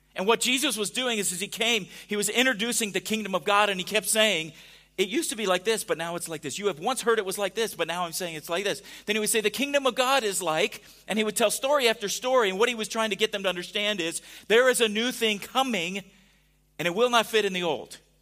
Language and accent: English; California, United States; now in Missouri, United States; growing up in California